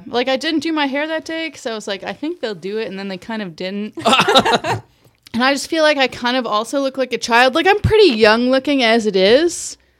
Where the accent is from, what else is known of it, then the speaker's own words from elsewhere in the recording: Michigan, United States; moved away; I'm from Michigan.